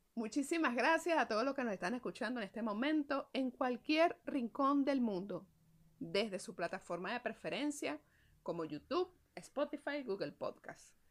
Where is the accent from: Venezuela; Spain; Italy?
Venezuela; así somos nosotros los venezolanos